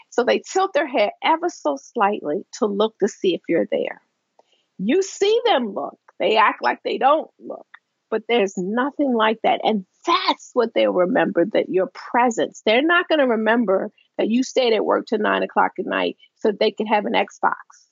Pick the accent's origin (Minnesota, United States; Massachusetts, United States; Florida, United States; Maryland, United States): Maryland, United States; Baltimore; I worked for a paper in Baltimore, the Baltimore Evening Sun, my hometown paper